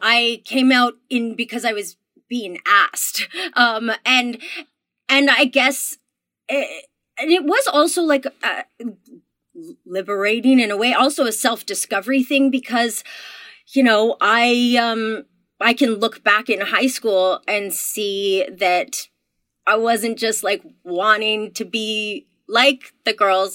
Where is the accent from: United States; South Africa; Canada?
Canada; I'm Canadian